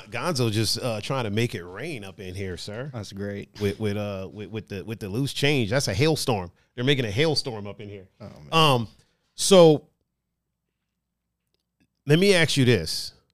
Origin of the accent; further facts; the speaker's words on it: Cleveland, Ohio, United States; if somebody's talking trash about I'm from Cleveland, right?